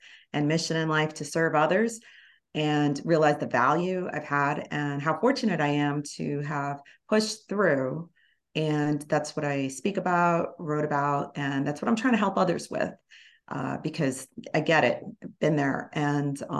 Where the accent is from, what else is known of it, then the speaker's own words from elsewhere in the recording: New York City area, New Jersey, United States; I grew up in the New York City area, North Jersey